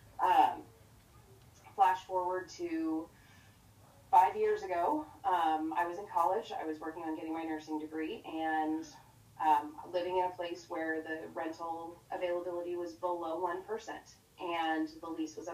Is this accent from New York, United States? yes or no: no; Oregon, United States; now in Arizona, United States; I currently reside in Arizona. I am from Oregon. I am a transplant hippie